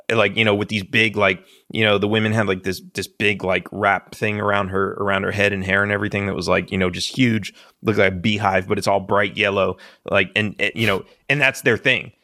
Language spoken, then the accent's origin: English; Los Angeles, California, United States; moved away as an adult; also born or lived in Texas; I grew up in Los Angeles as a Democrat